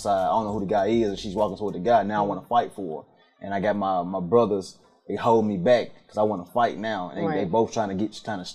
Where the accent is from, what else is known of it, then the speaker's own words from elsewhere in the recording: Memphis, Tennessee, United States; now in Atlanta, United States; I am from Memphis, Tennessee. North Memphis to the outside of North Memphis to both of Memphis